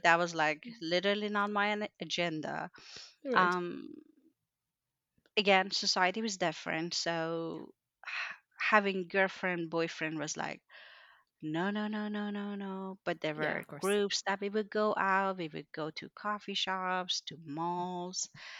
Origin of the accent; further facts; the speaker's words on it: Mashhad, Razavi Khorasan, Iran; English is a second language; now in United States; So going back to your question, I'm from Mashhad, actually. It's considered a religious city in Iran. However, only some parts of it are very religious.